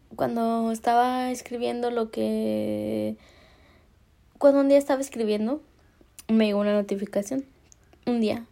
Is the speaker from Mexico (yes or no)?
yes; Mexico; Soy mexicana